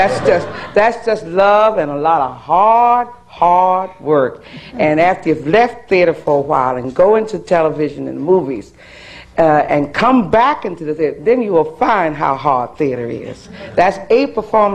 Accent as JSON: {"language": "English", "town": "Philadelphia", "region": "Pennsylvania", "country": "United States", "tie": "born or raised there", "moved": "yes", "said": "my hometown of Philadelphia"}